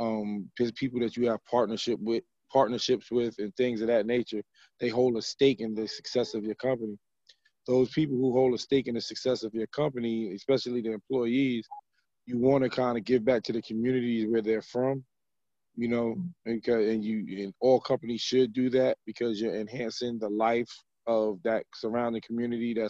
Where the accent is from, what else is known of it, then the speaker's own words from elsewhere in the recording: New York City, New York, United States; I'm from Brooklyn, so, you know, I grew up poor